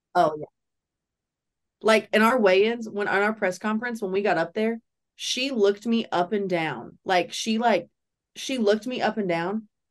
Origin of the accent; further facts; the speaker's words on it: Nashville, Tennessee, United States; From Nashville.